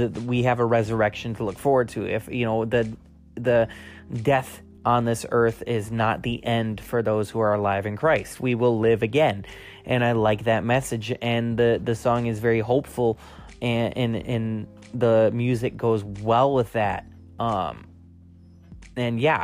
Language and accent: English; United States; as an American citizen